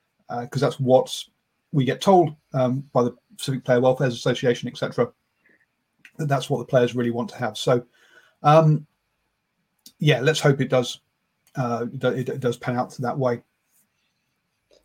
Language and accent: English; England, United Kingdom; being English and hey, and British